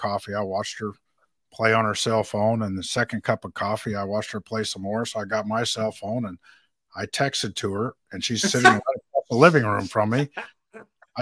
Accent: West Texas, United States; moved away; I'm from out west. I'm from West Texas

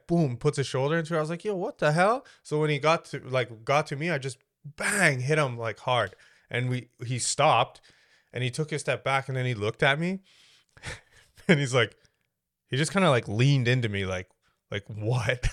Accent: Canada; I've never felt like this is just where I belong 'cause I was born here.

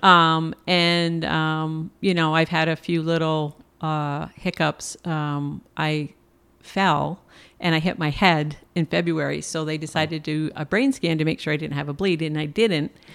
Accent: Plattsburgh, New York, United States; also born or lived in San Antonio, Texas; I'm originally from Plattsburgh, New York

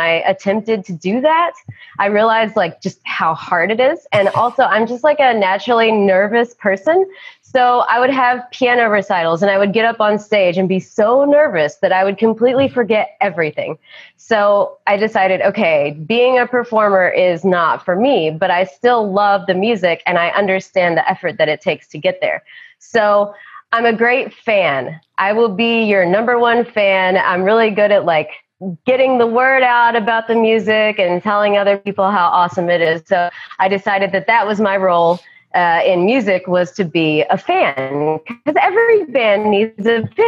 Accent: Johnson City, Tennessee, United States; moved away as an adult; also born or lived in Boone, North Carolina; my hometown is not far away. I'm from East Tennessee, a small town called Johnson City

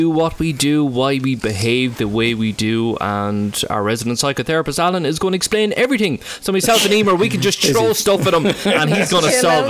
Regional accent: Ireland; So we're all from Ireland, and one of us is from the People's Republic of Cork.

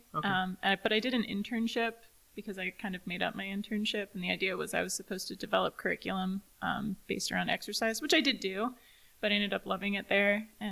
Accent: United States; I'm originally from Clark County

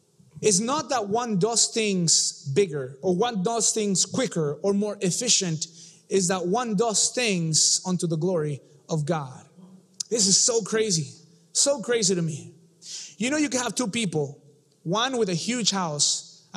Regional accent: Mexico City, Mexico; I come from Mexico City

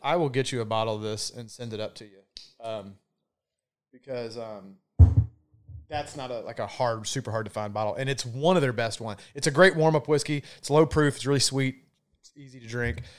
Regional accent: the South, United States; accent: Southern; my accent or people from the South.

